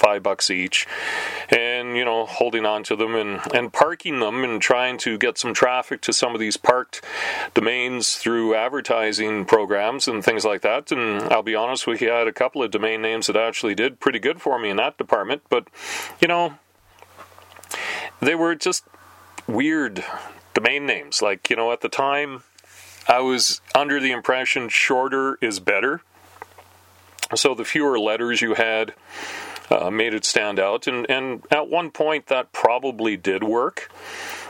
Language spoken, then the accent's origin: English; Canada; we're Canadian